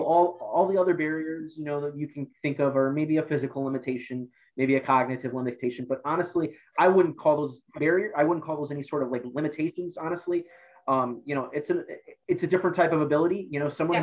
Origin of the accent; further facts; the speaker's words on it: Amherst, Ohio, United States; also born or lived in Akron, Ohio; I'm from the Cleveland area. I grew up in Lorain County, um, went to Amherst High School